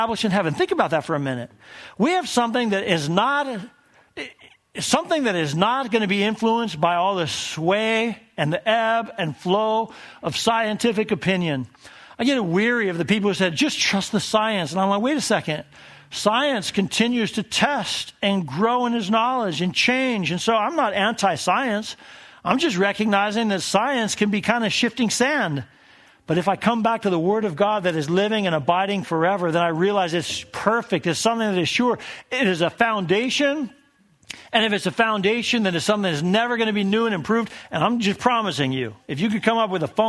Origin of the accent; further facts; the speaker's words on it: Colorado Springs, Colorado, United States; also born or lived in Tennessee / South Carolina; We moved to Colorado Springs, and that's where we established our family in my hometown.